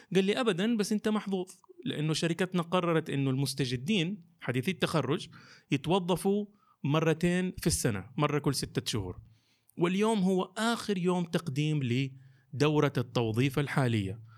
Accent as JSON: {"language": "Arabic", "town": "Jeddah", "region": "Makkah Province", "country": "Saudi Arabia", "also_born_or_lived": "Eastern Province, Saudi Arabia", "said": "لمدينتي مدينه جده"}